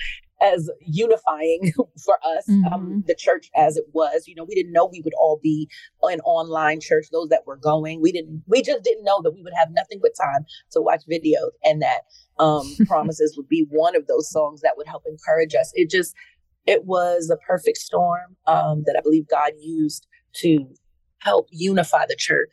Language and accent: English; New York City, New York, United States; New York City, and which is my hometown, from Queens.